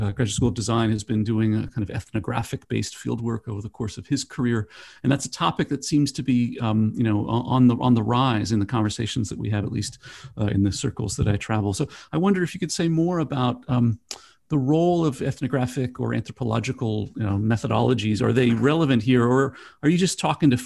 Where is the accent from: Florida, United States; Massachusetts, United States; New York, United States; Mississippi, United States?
Florida, United States; Orlando; being born and raised in Florida